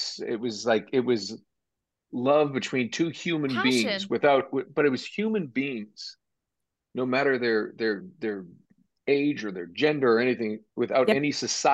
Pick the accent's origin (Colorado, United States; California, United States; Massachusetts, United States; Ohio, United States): Massachusetts, United States; near Boston; I grew up near Boston